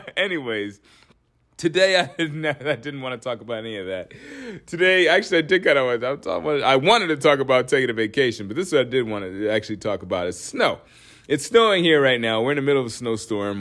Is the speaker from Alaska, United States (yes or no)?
yes; Alaska, United States; also born or lived in Northeast US; now in Northeast, United States; I'm from Alaska.